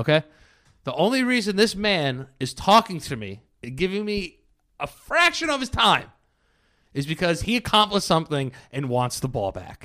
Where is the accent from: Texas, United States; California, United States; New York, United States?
New York, United States; New York City; I was born in the Bronx.